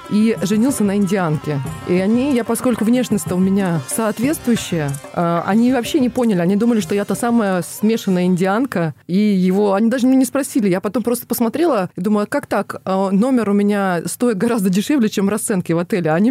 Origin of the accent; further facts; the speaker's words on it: Don region, Russia; а я донская казачка